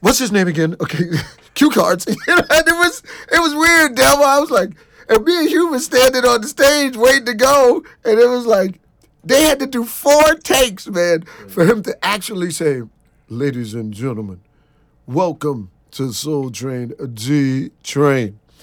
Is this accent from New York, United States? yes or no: yes; New York City, New York, United States; I'm a kid from Brooklyn, and I had never been outside of New York